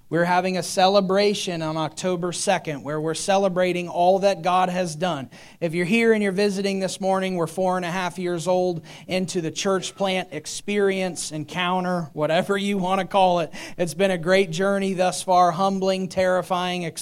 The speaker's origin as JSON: {"language": "English", "country": "United States", "said": "as American Christians"}